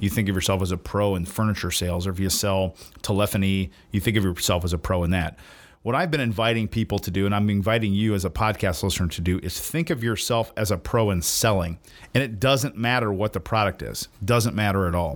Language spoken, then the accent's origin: English; the South, United States; also born or lived in Indiana; I'm from the South